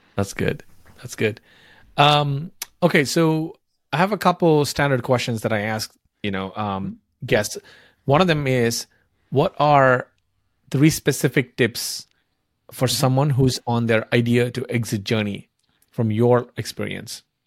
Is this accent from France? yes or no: no; India; I grew up in India